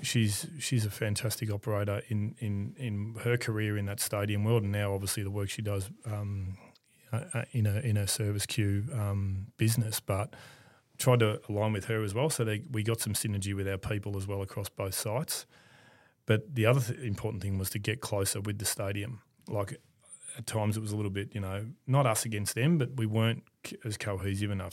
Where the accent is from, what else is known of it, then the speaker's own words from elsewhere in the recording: Melbourne, Victoria, Australia; I grew up in Ascot Vale